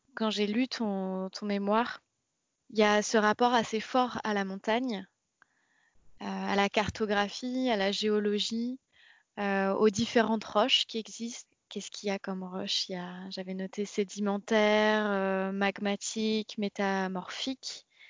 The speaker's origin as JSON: {"language": "French", "town": "Rennes", "region": "Brittany", "country": "France", "said": "on vient toutes les deux de Rennes"}